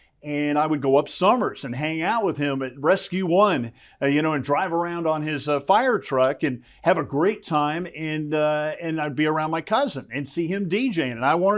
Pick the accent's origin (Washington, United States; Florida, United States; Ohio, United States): Florida, United States; South; moved away as an adult; also born or lived in Syracuse / Lafayette, Louisiana; now in Texas, United States; I grew up in South Florida.